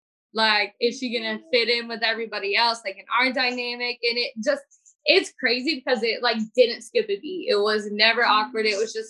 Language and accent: English; Kansas, United States; like I am from Kansas, like Kansas and Missouri, like you think about it as more of like a conservative state.